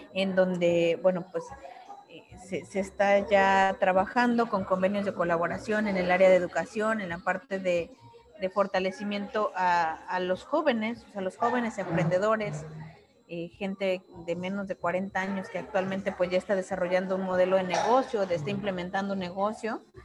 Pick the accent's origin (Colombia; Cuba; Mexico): Mexico; primero como mujer, como mexicana, como ciudadana